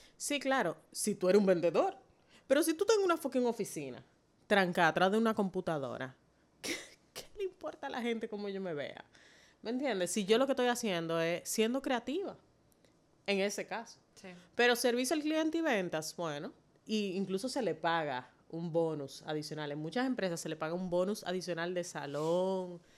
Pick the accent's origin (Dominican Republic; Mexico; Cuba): Dominican Republic; como dominicana negra nacida aquí